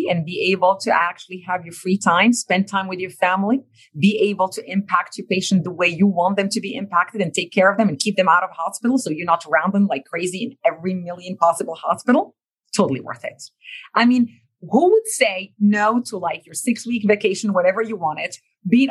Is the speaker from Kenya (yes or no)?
no; Morocco; English is a second language; moved away; this little girl growing up in Morocco would have ended up, right? Couldn't speak a word of English before 1998.